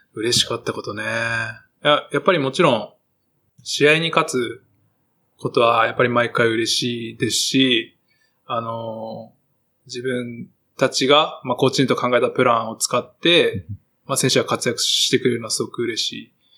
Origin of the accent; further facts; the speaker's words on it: Nagasaki, Japan; moved away; 長崎帰ったら、安心する